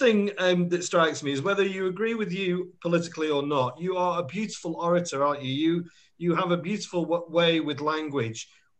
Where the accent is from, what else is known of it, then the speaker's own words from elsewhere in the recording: Burnley, North West England, United Kingdom; because I'm from Burnley.